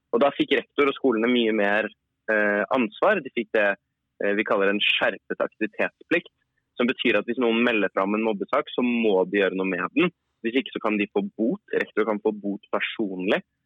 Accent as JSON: {"language": "Norwegian", "region": "Oslo", "country": "Norway", "said": "jeg kommer fra Oslo"}